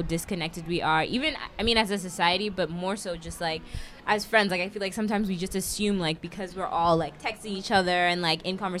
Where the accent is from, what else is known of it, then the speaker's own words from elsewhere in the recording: New York, United States; also born or lived in Kenya; Being that we've all kind of become American, grew up in America, I grew up in New York